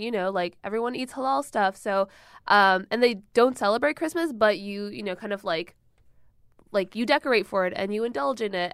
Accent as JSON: {"language": "English", "region": "Michigan", "country": "United States", "tie": "born or raised there", "said": "I grew up in Michigan"}